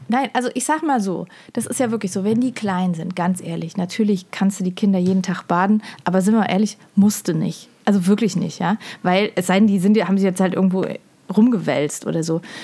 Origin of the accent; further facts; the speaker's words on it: Germany; als Deutscher, Deutsche